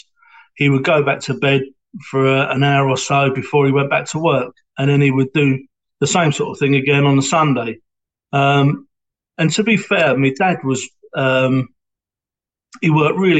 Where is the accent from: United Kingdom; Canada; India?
United Kingdom; London; accent: Cockney; now in Hornchurch, United Kingdom; I was born in Stepney in East London, which allegedly is in the sand of the Bow Bells. So that makes me a Cockney. And we lived in Stepney in East London for a couple of years